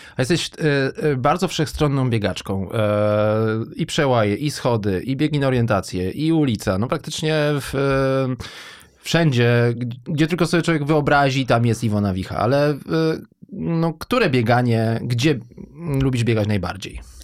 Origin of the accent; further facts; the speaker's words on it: Wrocław, Lower Silesian Voivodeship, Poland; now in Warsaw, Poland; jestem w ogóle wrocławianinem, urodziłem się w Wrocławiu